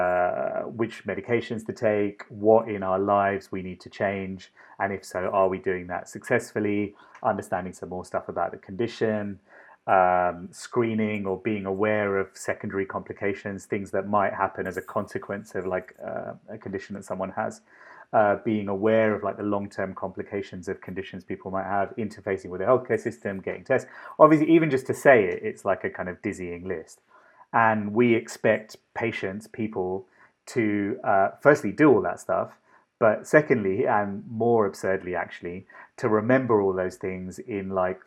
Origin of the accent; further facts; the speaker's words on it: London, United Kingdom; moved away as an adult; also born or lived in Sri Lanka; now in Boston, United States; the accent and a lot of my sensibilities, I suppose, come from London. Grew up in London